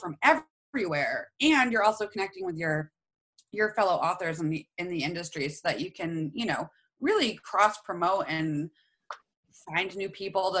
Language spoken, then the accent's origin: English; Maine, United States; we're from Maine